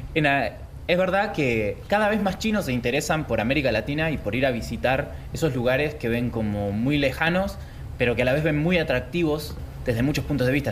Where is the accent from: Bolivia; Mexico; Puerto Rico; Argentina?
Argentina; moved away as an adult; now in China; vine originalmente vine desde Argentina a estudiar mi, a hacer mis estudios de maestría en China